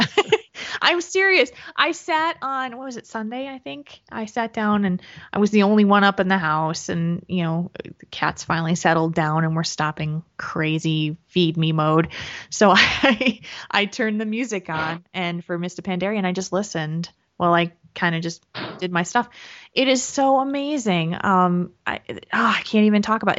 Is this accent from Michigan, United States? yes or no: no; New Jersey, United States; moved away; I am originally from New Jersey, and that's where my parents live.